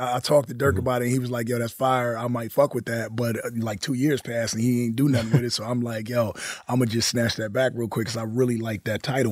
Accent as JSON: {"language": "English", "town": "Compton", "region": "California", "country": "United States", "said": "I was from the West Coast"}